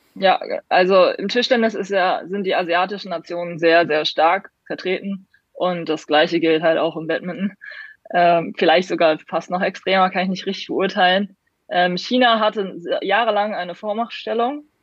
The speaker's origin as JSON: {"language": "German", "region": "Hamburg", "country": "Germany", "said": "in Hamburg zum Beispiel, wo ich herkomme"}